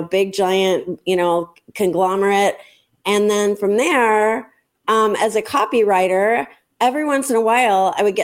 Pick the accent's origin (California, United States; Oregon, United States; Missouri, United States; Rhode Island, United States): California, United States; La Jolla; where I grew up in La Jolla, California